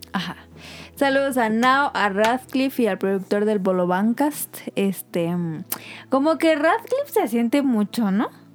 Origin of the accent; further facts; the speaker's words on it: Mexico; como mexicanos